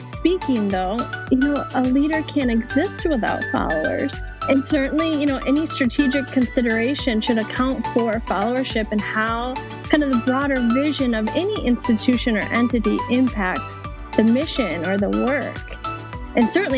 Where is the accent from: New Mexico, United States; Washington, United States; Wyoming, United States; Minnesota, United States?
Minnesota, United States; I grew up in Minnesota, outside of the Twin Cities